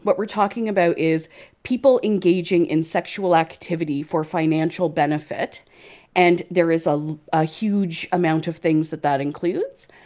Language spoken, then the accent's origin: English; Canada; now in United Kingdom; not only am I another Canadian, I'm another Canadian transplant to the U K.